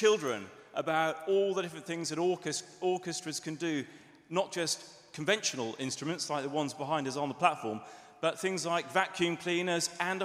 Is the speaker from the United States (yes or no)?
no; Liverpool, North West England, United Kingdom; now in London, United Kingdom; I'm born and bred, as you can tell from my accent, born and bred from Liverpool.